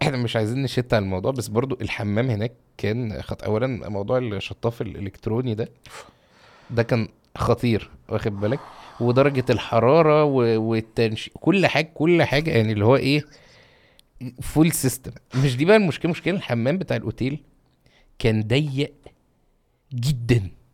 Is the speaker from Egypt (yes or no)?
yes; Egypt; عندنا في مصر